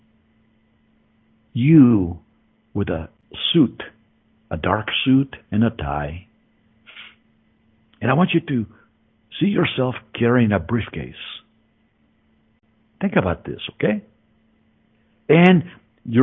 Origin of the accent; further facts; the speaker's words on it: Mexico City, Mexico; moved away; I was born in Mexico City.